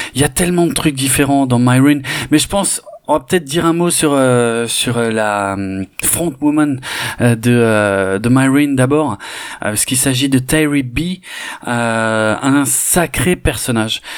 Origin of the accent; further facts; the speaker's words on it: Mulhouse, Grand Est, France; j'ai grandi à Mulhouse